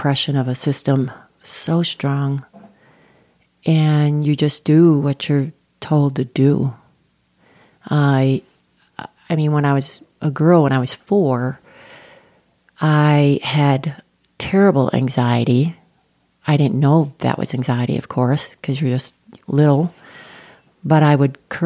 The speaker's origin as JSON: {"language": "English", "region": "central Wisconsin", "country": "United States", "tie": "born or raised there", "moved": "yes", "lives_now": "Colorado, United States", "said": "I am the youngest of 13 and was raised on a farm in central Wisconsin, a small city"}